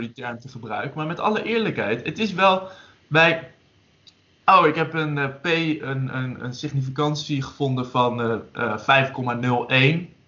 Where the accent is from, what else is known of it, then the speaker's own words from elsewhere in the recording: Drenthe, Netherlands; ik kom uit Drenthe